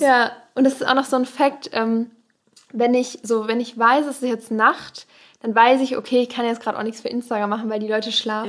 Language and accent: German; Kohlscheid, North Rhine-Westphalia, Germany; aus dem Kaff